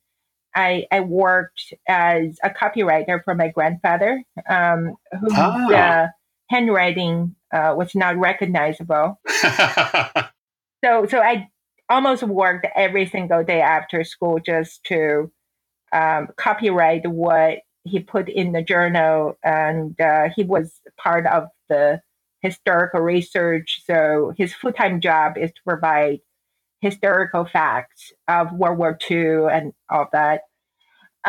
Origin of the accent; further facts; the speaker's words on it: Beijing, China; moved away as an adult; I was born and raised in Beijing, China, the capital city of China